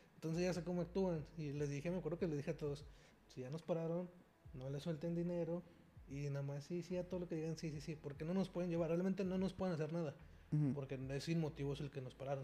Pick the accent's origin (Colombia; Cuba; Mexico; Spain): Mexico; como mexicanos, somos una población muy herida